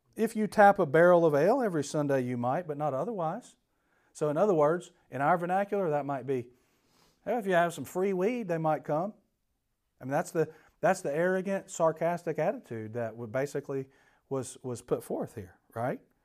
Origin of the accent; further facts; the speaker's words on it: Atlanta, Georgia, United States; I grew up in Atlanta